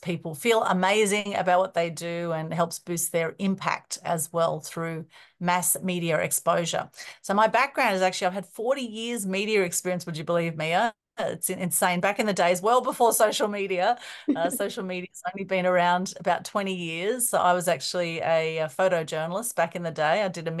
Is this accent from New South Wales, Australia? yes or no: yes; Sydney, New South Wales, Australia; we were in a fairly small house in Sydney where we grew up in the Northern Beaches.